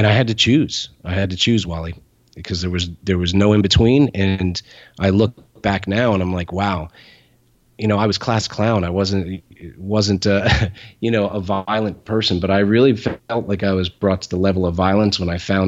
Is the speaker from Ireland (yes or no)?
yes; Ireland; I'm Irish